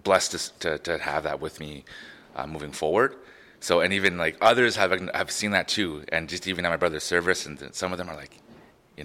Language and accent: English; Prince Albert, Saskatchewan, Canada; Growing up in Prince Albert, first-generation Canadian